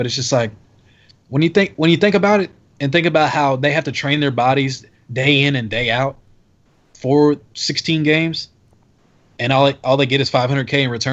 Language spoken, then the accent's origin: English; Dallas, Texas, United States; I grew up in Dallas, Texas